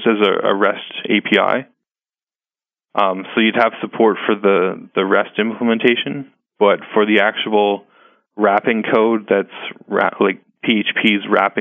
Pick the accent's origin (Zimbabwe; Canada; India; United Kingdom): Canada; I'm Canadian, and one of our local evangelists here